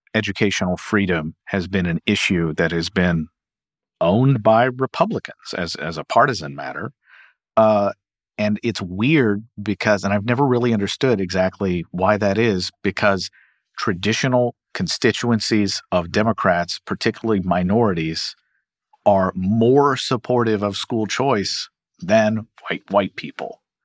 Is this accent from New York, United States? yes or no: no; Kentucky, United States; my home state of Kentucky